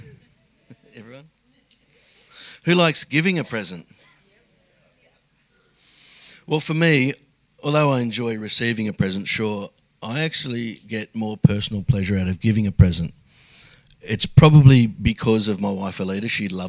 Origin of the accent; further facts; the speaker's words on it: Sydney, New South Wales, Australia; moved away as an adult; now in Melbourne, Australia; I moved to Melbourne from Sydney several years ago, where I grew up in a family of seven.